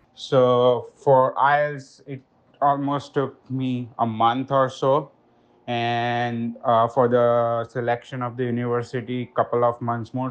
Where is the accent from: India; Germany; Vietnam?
India; Ahmedabad, Gujarat; moved away as an adult; also born or lived in Boston; now in New York, United States; I am from Ahmedabad, Gujarat, India.